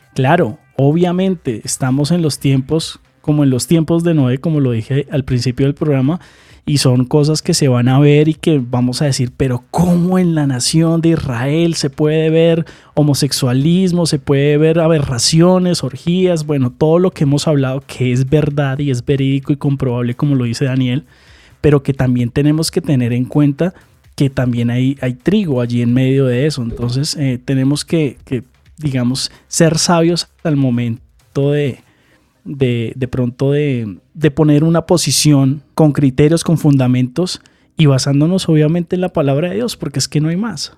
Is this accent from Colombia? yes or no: yes; Colombia; aquí en Colombia